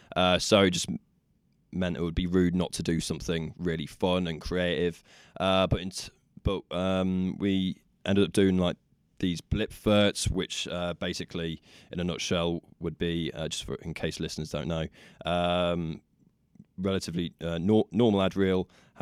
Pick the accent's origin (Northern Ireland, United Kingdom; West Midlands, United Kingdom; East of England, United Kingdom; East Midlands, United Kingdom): East Midlands, United Kingdom; Nottingham; born or raised there